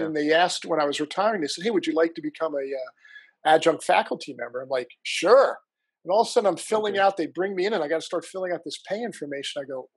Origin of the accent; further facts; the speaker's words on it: New Jersey, United States; moved away as an adult; I'm from the coolest state in the union. It's this place called New Jersey.